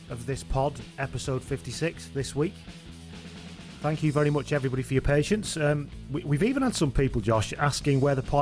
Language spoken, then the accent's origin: English; Ireland